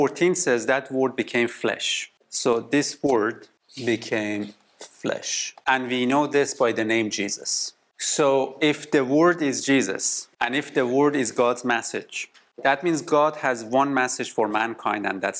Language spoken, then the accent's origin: English; Iran; now in Canada; we come from Middle East, from Iran. Now we live in Canada, and today we are in the Netherlands